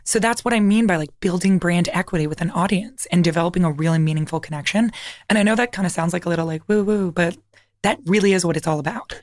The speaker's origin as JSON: {"language": "English", "town": "Toronto", "region": "Ontario", "country": "Canada", "said": "I'm from Toronto"}